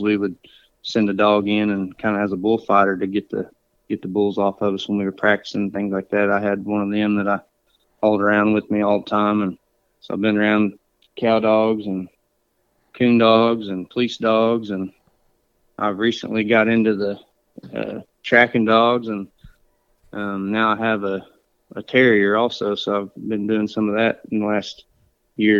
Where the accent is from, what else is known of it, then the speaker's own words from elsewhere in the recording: Okfuskee County, Oklahoma, United States; I'm from Okefuskee County, and I've lived here pretty much my whole life